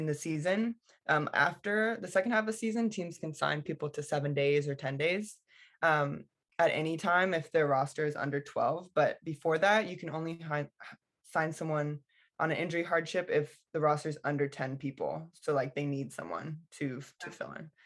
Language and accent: English; United States; as an American